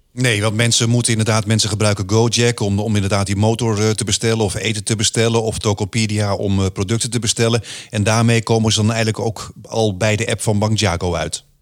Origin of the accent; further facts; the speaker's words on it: Netherlands; moved away; also born or lived in Indonesia; vroeger als kind in Nederland